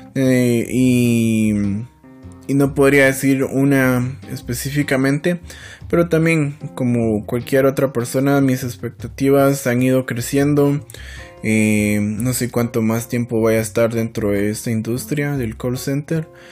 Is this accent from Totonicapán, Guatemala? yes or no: no; San Felipe de Jesús, Sacatepéquez, Guatemala; nací en el Hospital Nacional de, del Hermano Pedro, en San Felipe de Jesús.